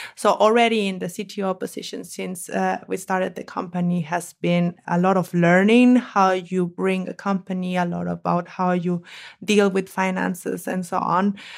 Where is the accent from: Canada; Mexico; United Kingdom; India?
Mexico; moved away as an adult; now in Germany; I'm from Mexico, and in Mexico we eat a lot of eggs